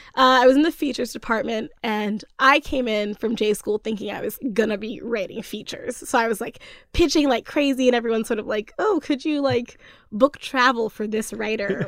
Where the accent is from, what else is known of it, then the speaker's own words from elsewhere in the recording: Cockeysville, Maryland, United States; also born or lived in Oakland; now in Brooklyn, United States; I'm from Baltimore originally. the suburbs of Baltimore